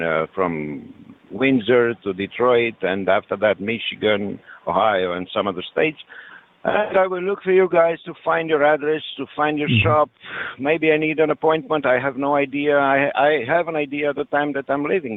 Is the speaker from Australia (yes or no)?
no; Romania; first language French; English is a second language; moved away; Originally, I'm coming from Eastern Europe, from Romania.